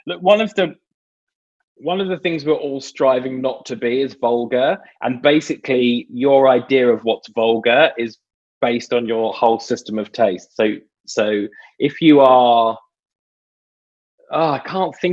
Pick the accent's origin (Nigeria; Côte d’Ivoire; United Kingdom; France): United Kingdom; I grew up in Britain in, you know, early 80s